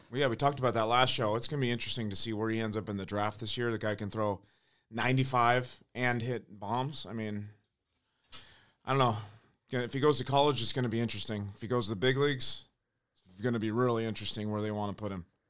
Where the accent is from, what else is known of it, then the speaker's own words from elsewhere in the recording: San Diego, California, United States; growing up in University City, playing Madison, all those years growing up